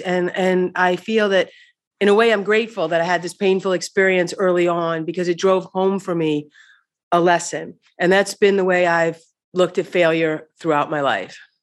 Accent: Missouri, United States; moved away

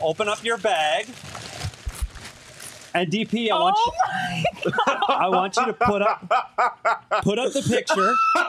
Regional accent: Minnesota, United States; now in Arizona, United States; And mine says I'm not bougie because I'm from Minnesota.

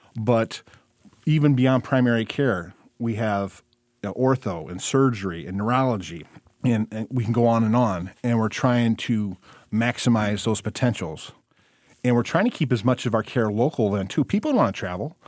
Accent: Monroe County, Michigan, United States; also born or lived in Missouri / Hillsdale, Michigan; I put some roots down in my hometown where I practiced for a little over a decade

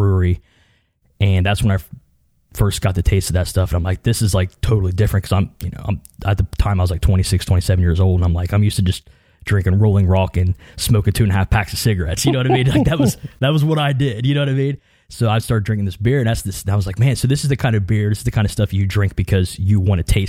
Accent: Southern Ohio, United States; I grew up being in Southern Ohio

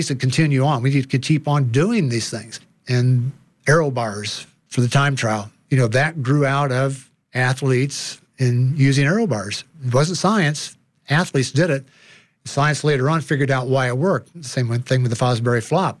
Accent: Indiana, United States; moved away as an adult; now in Colorado, United States; I grew up in Indiana

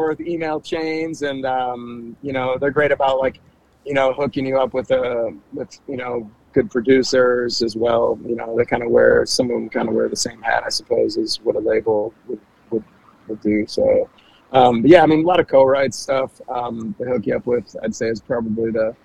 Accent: Frankenmuth, Michigan, United States; moved away as an adult; also born or lived in New York City / Nashville; now in Cincinnati, United States; Frankenmuth, Michigan. I graduated high school from Frankenmuth High School

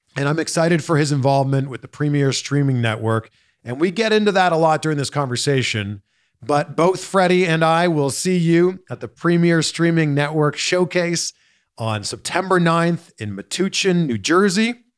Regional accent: Toronto, Ontario, Canada; now in Los Angeles, United States; moved here from somewhere else, like myself, you know, I'm originally from Toronto

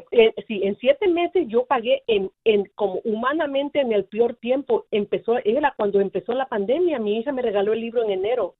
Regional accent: Guerrero, Mexico; Yo soy de Guerrero, México

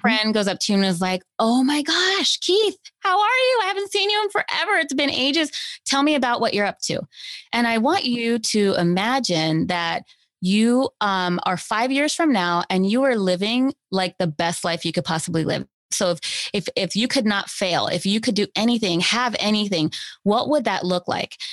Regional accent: Los Angeles, California, United States; I grew up here in Los Angeles

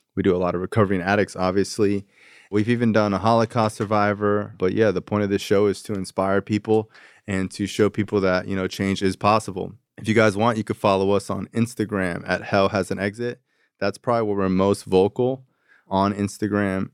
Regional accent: Florida, United States; I'm from Florida

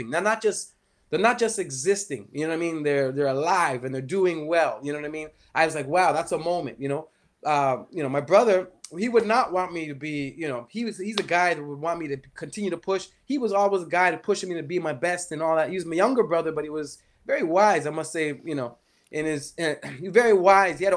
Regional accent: Grenada; also born or lived in Canada; now in Toronto, Canada; you're talking to a man from Grenada. For those who don't know … You know, I'm from Grenada.

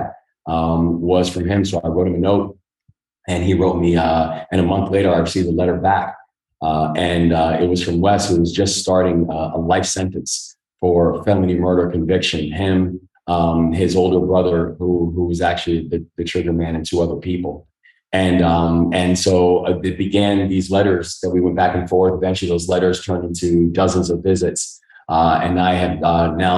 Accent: New York City, New York, United States; also born or lived in Baltimore, Maryland; now in Maryland, United States; born in Maryland, but my father died in front of me when I was 3 years old, and how my mother then moved us up to the Bronx to go live with my grandparents.

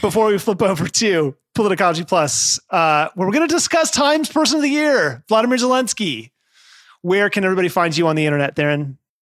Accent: Nevada, United States; moved away; my home state of Nevada, where I lived at the time

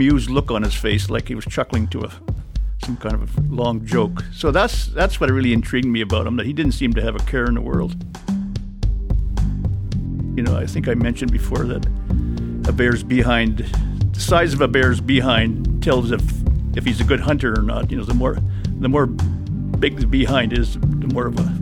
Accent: Churchill, Manitoba, Canada; being born and raised in Churchill and having used to the land

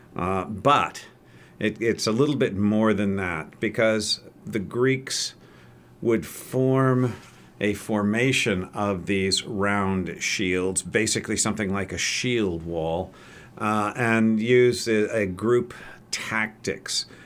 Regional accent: Oregon, United States; I'm actually an Oregonian, at least I claim to be. I was uh, brought here at the ripe old age of two

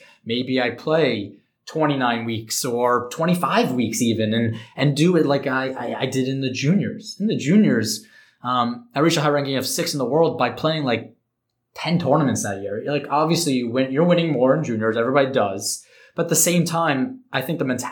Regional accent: New York, United States; I'm from New York

